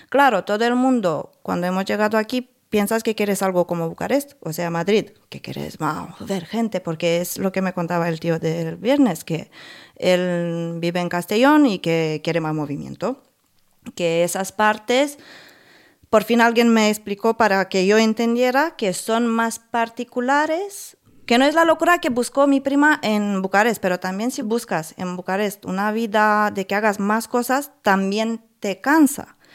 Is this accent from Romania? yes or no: yes; Buzău, Buzău County, Romania; igual de donde vengo yo de Rumanía, de Buzău, que tengas un negocio chiquitito.